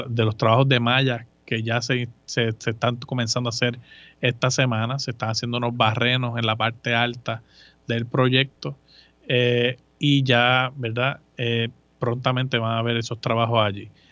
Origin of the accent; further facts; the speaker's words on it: Moca, Puerto Rico; moved away as an adult; also born or lived in Aguadilla, Puerto Rico / Mayagüez, Puerto Rico / Virginia, United States; Yo soy eh, de Moca, de Moca, Puerto Rico, uno de cinco hijos